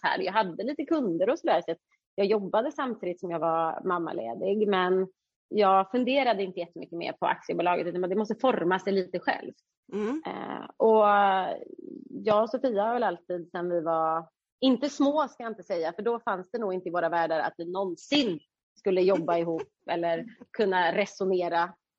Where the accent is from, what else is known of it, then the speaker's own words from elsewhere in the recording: Uddevalla, Västra Götaland, Sweden; vi är ju från Uddevalla